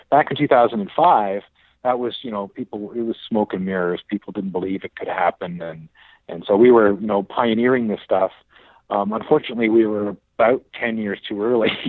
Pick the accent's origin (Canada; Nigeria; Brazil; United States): Canada; Ottawa, Ontario; I grew up in Ottawa, actually, okay. the nation's capital